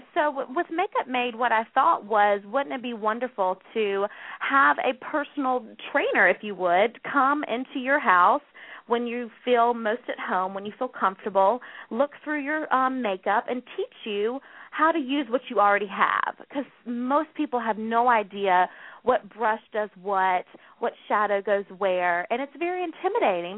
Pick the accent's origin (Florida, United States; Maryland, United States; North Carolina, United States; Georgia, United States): North Carolina, United States; accent: Southern; moved away as an adult; now in New York, United States; I'm originally from the South. I'm from North Carolina, so a, a Southern girl at heart. I'm pretty sure you could hear my accent